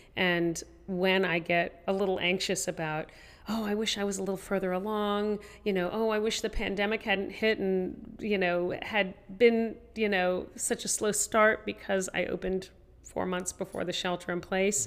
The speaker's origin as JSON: {"language": "English", "region": "Tennessee", "country": "United States", "tie": "born or raised there", "said": "I grew up in Tennessee"}